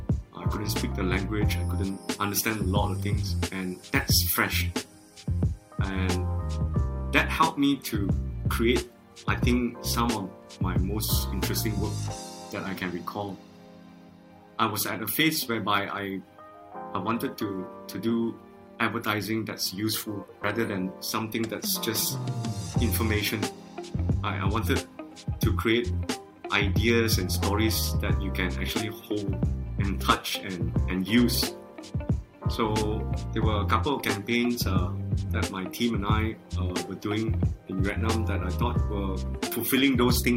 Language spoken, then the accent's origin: English; Malaysia; and I'm a Malaysian Chinese, so when I was in China, I can speak some Chinese, so it wasn't totally alien.